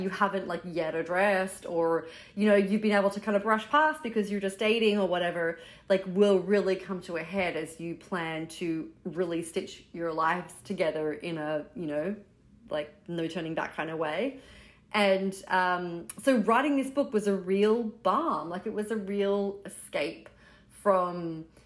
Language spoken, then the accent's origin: English; Brooklyn, New York, United States; We're from Brooklyn